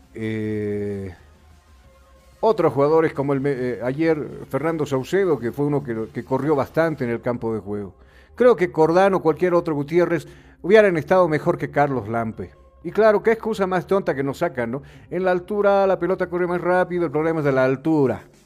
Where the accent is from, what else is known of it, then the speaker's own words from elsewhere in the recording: Bolivia; acá en nuestro país